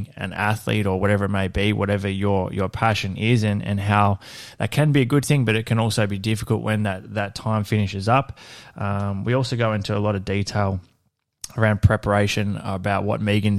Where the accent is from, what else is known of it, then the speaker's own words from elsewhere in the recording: Horsham, Victoria, Australia; moved away as an adult; I grew up in Horsham in country Victoria